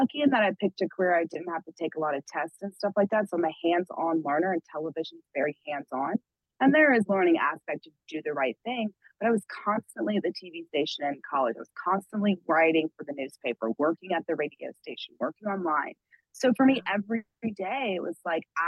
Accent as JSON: {"language": "English", "town": "Atlanta", "region": "Georgia", "country": "United States", "tie": "born or raised there", "also_born_or_lived": "Pittsburgh", "moved": "yes", "said": "I grew up outside of Atlanta"}